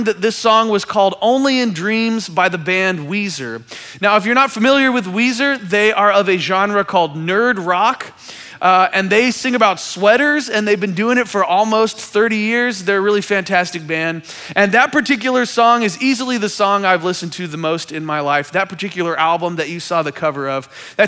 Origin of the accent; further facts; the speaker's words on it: Kansas City, Missouri, United States; I am from Kansas City